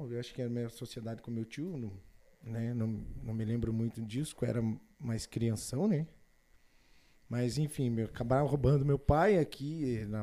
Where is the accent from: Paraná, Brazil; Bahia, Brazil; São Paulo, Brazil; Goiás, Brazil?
Paraná, Brazil; Irati; moved away as an adult; Eu sou nascido e quase criado lá em Irati, em Bituva, ali, aquela região Paraná, ali de Ponta Grossa. Então, é, aí vim para cá nos meus 18 anos para servir o Exército Brasileiro